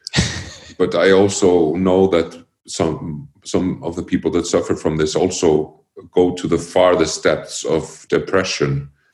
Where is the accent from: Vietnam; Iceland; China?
Iceland; born or raised there; also born or lived in Connecticut, United States